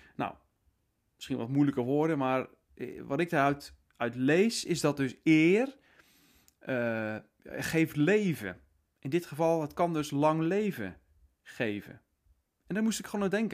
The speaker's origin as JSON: {"language": "Dutch", "country": "Netherlands", "said": "wij als Nederlanders"}